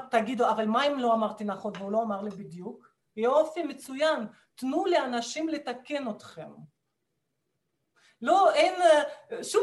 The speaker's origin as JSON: {"language": "Hebrew", "country": "Russia", "second_language": "Hebrew", "moved": "yes", "lives_now": "Israel", "said": "ואני כמו רוסייה ממוצעת נורמלית, אני כשהייתי ילדה וגם בגיל יותר נכון, אני, אני למדתי פסנתר ומתמטיקה"}